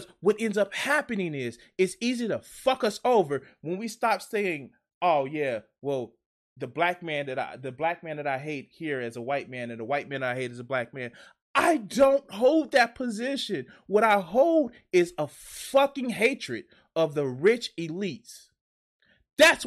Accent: Chicago, Illinois, United States; I'm from Chicago

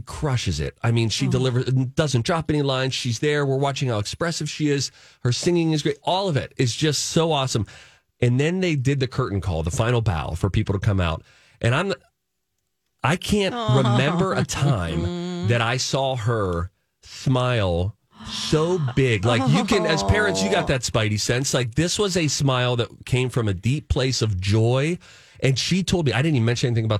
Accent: Pittsburgh, Pennsylvania, United States; now in Minnesota, United States; I'm from Pittsburgh, Pennsylvania.

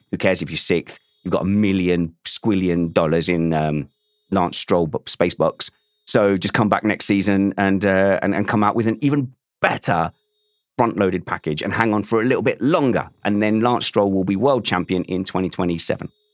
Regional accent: Essex, East of England, United Kingdom; I'm from Essex and we wear our hearts on our, our mouths

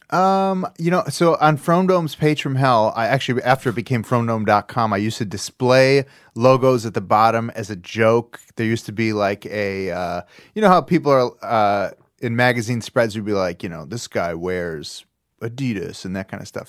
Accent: Chicago, Illinois, United States; I grew up in Chicago

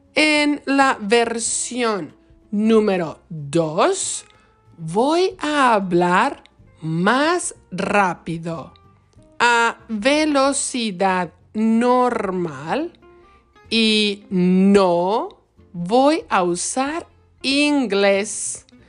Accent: Michoacán, Mexico; now in Wisconsin, United States; Soy de México, específicamente del bonito estado de Michoacán, en la costa del Océano Pacífico

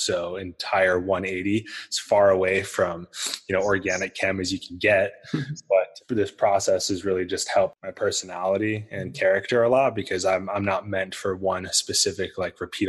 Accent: Salt Lake City, Utah, United States; I grew up in Salt Lake City

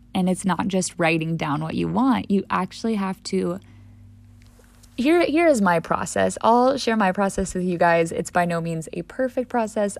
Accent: St. Louis, Missouri, United States; also born or lived in Death Valley, California; my home city and my home state

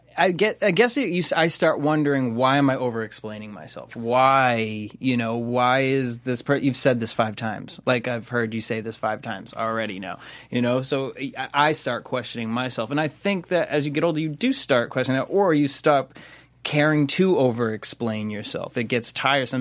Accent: Boston, Massachusetts, United States; I'm from Boston

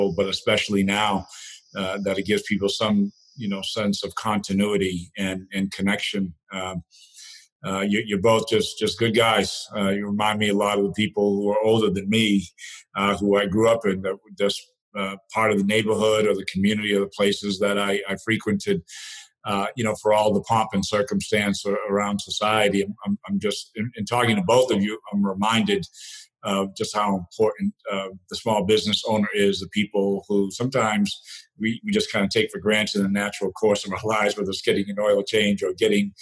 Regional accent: New Bedford, Massachusetts, United States; I grew up in New Bedford, Massachusetts

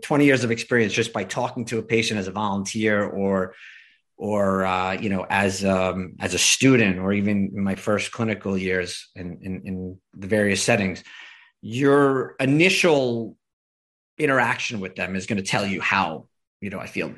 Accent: New York, United States; being a New Yorker

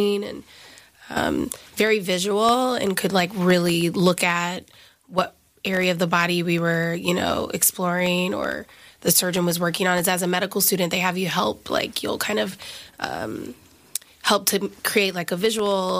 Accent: Alabama, United States; moved away as an adult; now in New York City, United States; I'm an Alabama girl, so I'm from the South

